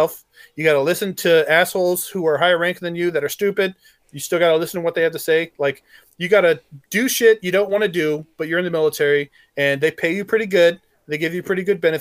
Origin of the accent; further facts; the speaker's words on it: Arkansas, United States; I grew up in Arkansas and I was persecuted for my religion because they're all Southern Baptists and they hate Catholics.